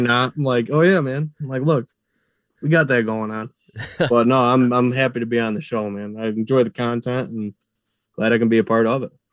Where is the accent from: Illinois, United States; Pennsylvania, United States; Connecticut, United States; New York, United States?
New York, United States; Clyde; also born or lived in Clifton Springs, New York; I grew up in the Clyde Lyons area